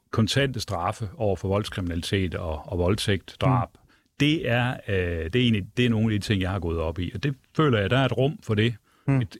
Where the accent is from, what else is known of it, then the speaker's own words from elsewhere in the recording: Brabrand, Central Denmark Region, Denmark; Jeg kommer jo selv fra Jylland og Brændje oh. og Brabrand ved Aarhus.